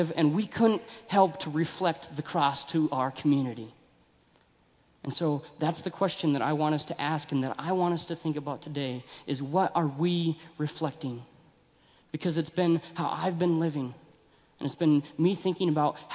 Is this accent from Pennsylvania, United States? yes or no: no; Billings, Montana, United States; I grew up in Billings